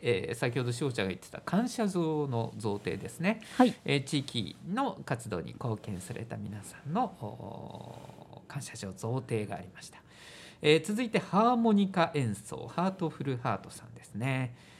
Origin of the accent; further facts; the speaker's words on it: Aichi, Japan; 僕は愛知県出身なんで